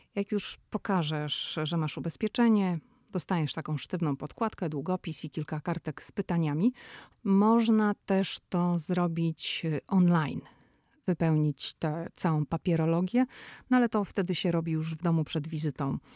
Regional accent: Poland; moved away as an adult; now in United States; ja jestem z Polski

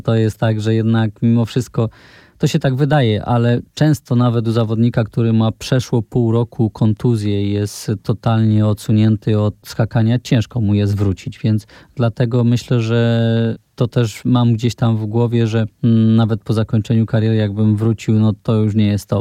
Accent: Poland; u nas w Polsce

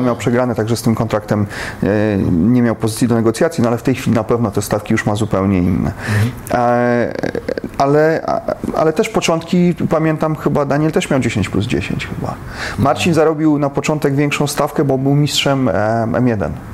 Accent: Poland; my z Polski

